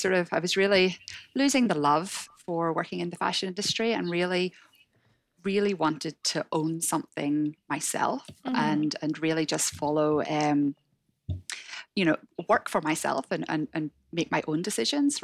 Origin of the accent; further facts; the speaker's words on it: Northern Ireland, United Kingdom; accent: Northern Irish; moved away as an adult; also born or lived in Hong Kong; now in Sydney, Australia; you can tell from my accent. I'm from Northern Ireland